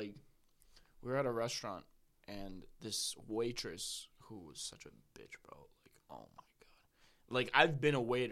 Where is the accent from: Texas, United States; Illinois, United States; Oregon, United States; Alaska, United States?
Illinois, United States; Chicago